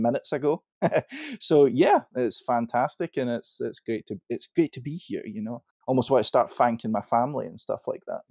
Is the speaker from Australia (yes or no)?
no; Scotland, United Kingdom; I'm Scottish.